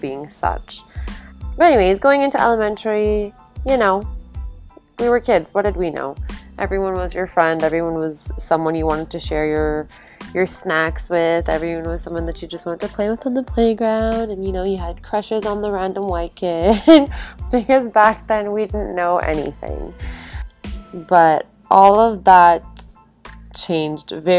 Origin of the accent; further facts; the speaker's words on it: Calgary, Alberta, Canada; also born or lived in Toronto, Ontario; It was just my parents and I out in Calgary at a very young age. And we didn't have any family when we originally moved to Calgary.